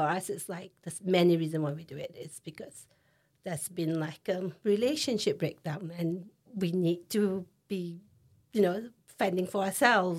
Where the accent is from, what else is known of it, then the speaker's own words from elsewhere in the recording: Singapore; moved away as an adult; now in Leeds, United Kingdom; I'm from Singapore